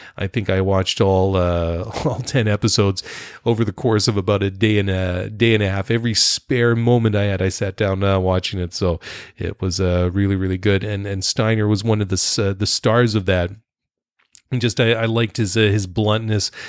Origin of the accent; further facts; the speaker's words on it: Canada; Being Canadian